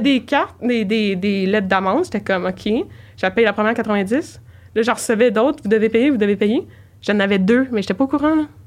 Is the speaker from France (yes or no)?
no; Saint-Jérôme, Quebec, Canada; je viens de Saint-Jérôme